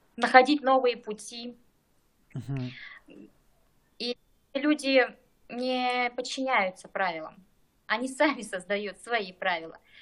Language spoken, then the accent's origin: Russian; Krasny Yar, East Kazakhstan Region, Kazakhstan; Я из Восточного Казахстана, Бородулихинский район, село Красный Яр